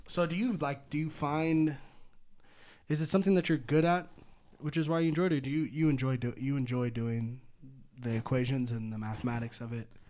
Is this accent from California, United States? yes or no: yes; Petaluma, California, United States; I grew up in Petaluma, blocks away from Lagunitas